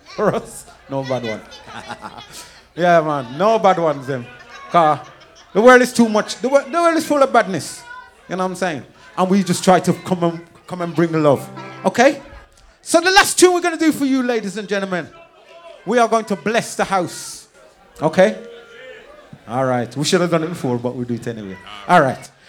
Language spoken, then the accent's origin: English; Birmingham, West Midlands, United Kingdom; We are from Birmingham